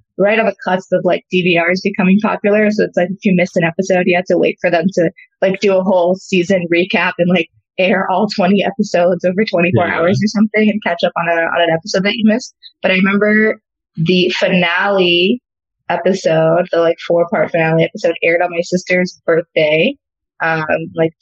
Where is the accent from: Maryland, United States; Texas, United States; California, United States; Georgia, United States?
California, United States; Los Angeles; I'm from Los Angeles. Grew up going to the beach